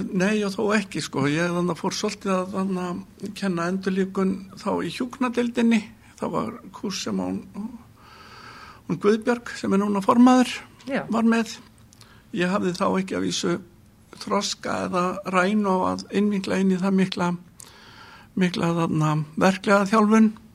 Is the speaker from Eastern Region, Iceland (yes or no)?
no; Kópavogur, Capital Region, Iceland; also born or lived in Reykjavík; ég er fættur í Reykjavík uh, 1961 eh, þegar við varum fjöra, fimm ára þá fluttum við í Kópavók ólst þar upp